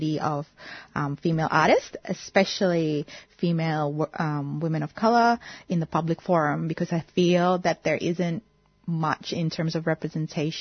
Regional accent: Indonesia; now in Melbourne, Australia; I'm a Melbourne-based artist, and I was born in Indonesia and now live in Australia.

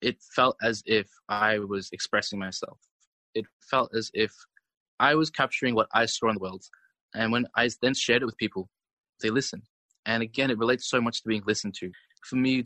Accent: Australia; my experience growing up in Australia

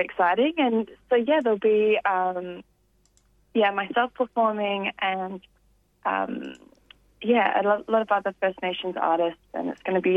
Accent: Gippsland, Victoria, Australia; I grew up in Gippsland

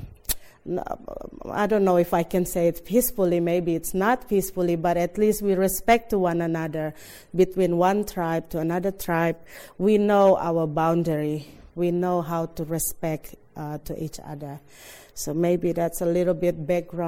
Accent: West Papua, Indonesia; English is a second language; there's West Papuan people live there, and that is our flag, the Morning Star flag

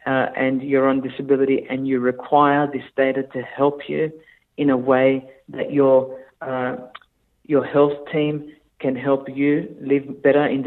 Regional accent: Australia; as an Australian

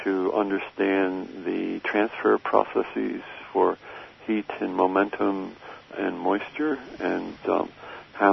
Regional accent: Titusville, New Jersey, United States; moved away as an adult; also born or lived in Maine / Pennsylvania / Washington / Colorado; now in Australia; I was raised in New Jersey, a little town called Titusville, outside of Trenton, the capital, about 10 miles, and along the Delaware River

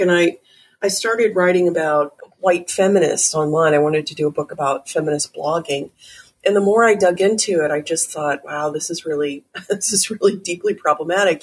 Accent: Texas, United States; now in New York City, United States; growing up in Texas and living in New York City

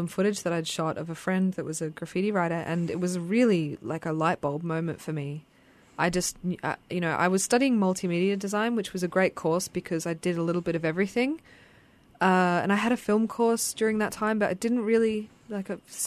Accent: Brisbane, Queensland, Australia; Growing up in Brisbane

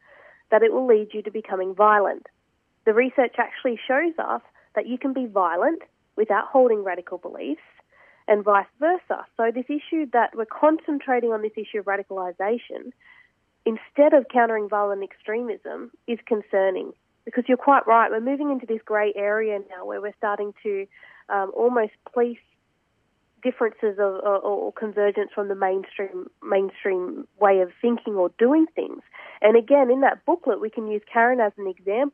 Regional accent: Australia; myself as an Australian Muslim woman

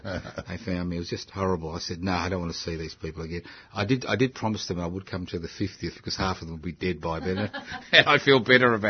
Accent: Queensland, Australia; I come from Queensland.

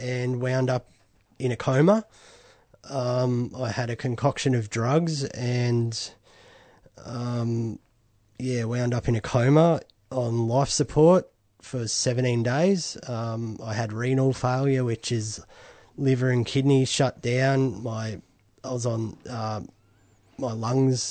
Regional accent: Bendigo, Victoria, Australia; I was from Bendigo, and I was in a rehab in Melbourne

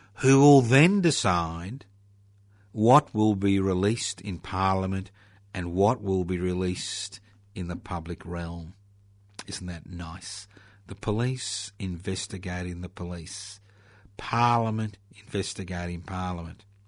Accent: Australia; being an Australian

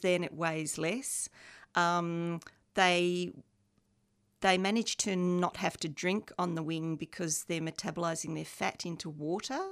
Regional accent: Australia; also born or lived in England; now in Melbourne, Australia; They migrated t, uh, to Australia from England in nineteen sixty-six, the year I was born.

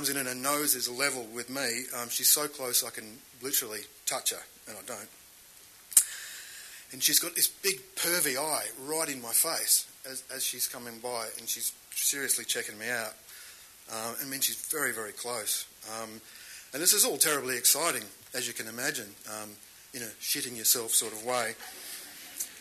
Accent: Australia; I grew up in Australia's last whaling town.

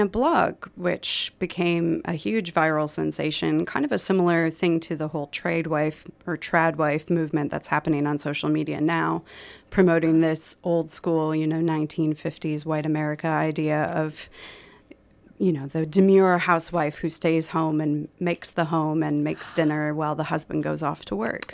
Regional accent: Minnesota, United States; moved away; I did grow up in a small Minnesota community

